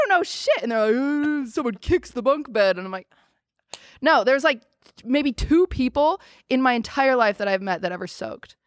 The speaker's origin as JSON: {"language": "English", "region": "Washington", "country": "United States", "tie": "born or raised there", "moved": "as an adult", "lives_now": "Los Angeles, United States", "said": "I was raised in Washington"}